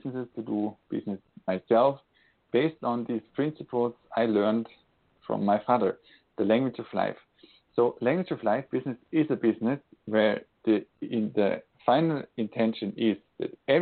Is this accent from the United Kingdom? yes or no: no; Austria; now in Switzerland; I'm today calling from Switzerland, Europe, and born in Austria